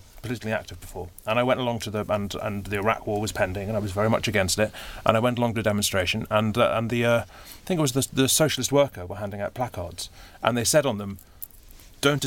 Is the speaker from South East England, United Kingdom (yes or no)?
no; Edinburgh, Scotland, United Kingdom; I'm from Edinburgh